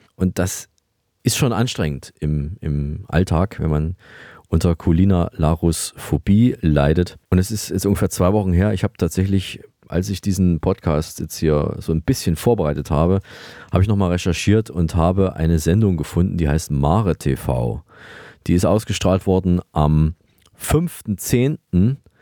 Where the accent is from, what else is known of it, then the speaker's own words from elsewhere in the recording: Thuringia, Germany; wir kommen ja beide aus Thüringen